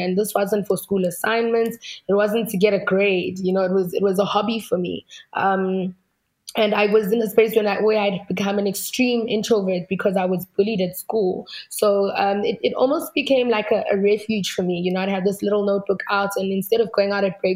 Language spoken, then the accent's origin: English; South Africa; where I come from